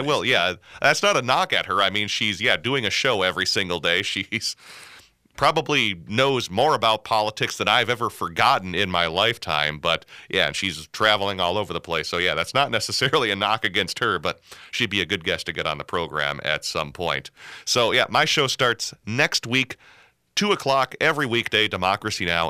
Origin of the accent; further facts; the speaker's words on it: Minnesota, United States; I'm too Minnesotan